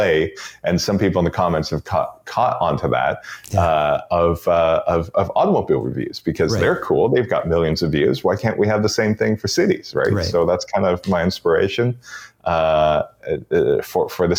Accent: Toronto, Ontario, Canada; also born or lived in Beijing, China; now in Vancouver Island, Canada; Roots in Toronto, and I basically grew up in Toronto

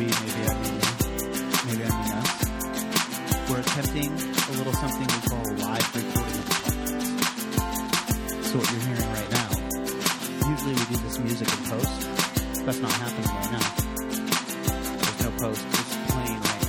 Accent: Seattle, Washington, United States; I'm born and raised here in Seattle

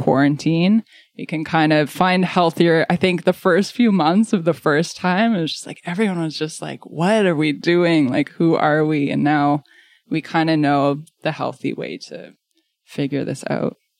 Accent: Wolfville, Nova Scotia, Canada; moved away as an adult; now in Halifax, Canada; So I grew up in the Annapolis Valley around the Wolfville area. So I grew up as a complete country kid

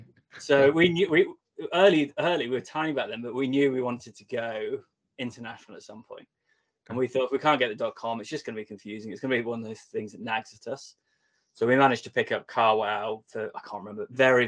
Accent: the Wirral, North West England, United Kingdom; I grew up on the Wirral, so my accent not as strong as yours quite

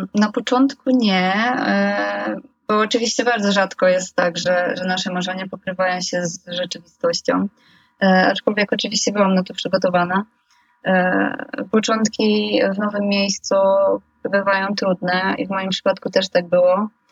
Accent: village about 40 km from Gdańsk, Pomeranian Voivodeship, Poland; moved away as an adult; now in Gdańsk, Poland; jestem właśnie z okolic e, miasteczka, które, które jest obok mojej wsi, albo wręcz, że mieszkam około 40 kilometrów e, za Gdańskiem.

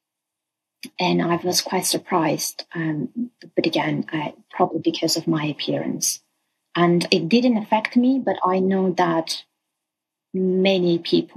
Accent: Armenia; I'm originally from Armenia

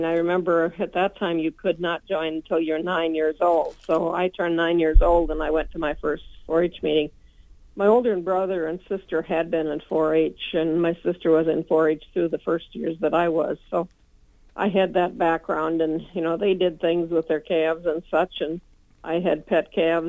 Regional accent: Minnesota, United States; Well, it was from the western part of the county, west of Klossner, or a little bit southwest of Klossner, just across the river from New Ulm

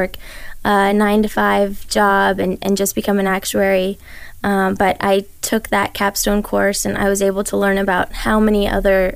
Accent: Las Vegas, Nevada, United States; I was born in Las Vegas. I've lived here my whole life.

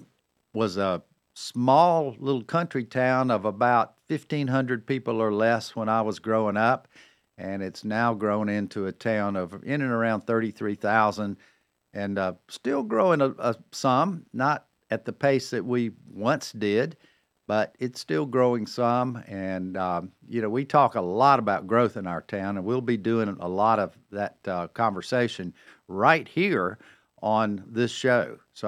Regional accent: Cornelius, North Carolina, United States; right here in my hometown of Cornelius, North Carolina.

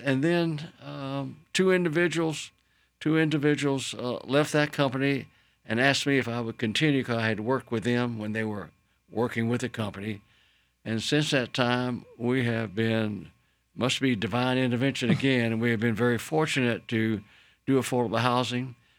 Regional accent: Daytona Beach, Florida, United States; I was born in Daytona Beach, Florida. Of course, went to high school there

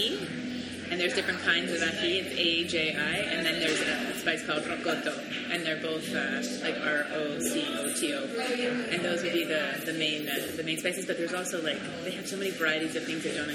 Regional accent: Montreal, Quebec, Canada; I grew up in Canada, in Montreal, but I did, and also, yeah, I'm from Montreal

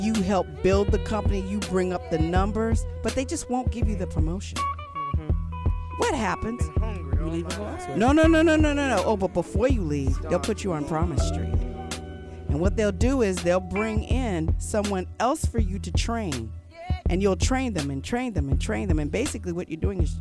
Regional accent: Los Angeles, California, United States; also born or lived in St. Louis, Missouri; I was born in St. Louis, raised in Los Angeles

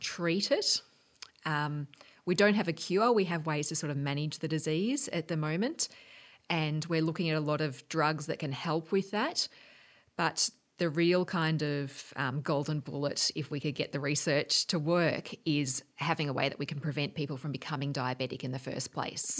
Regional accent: Geelong, Victoria, Australia; also born or lived in Melbourne, Australia / Washington, United States; I grew, I grew up in Geelong

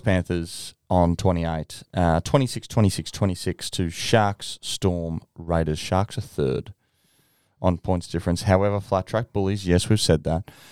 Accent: Gold Coast, Queensland, Australia; we're all from the Gold Coast

